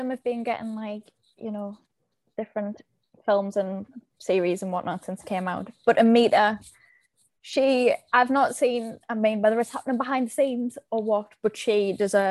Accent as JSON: {"language": "English", "country": "United Kingdom", "said": "I read in my accent and I'm British"}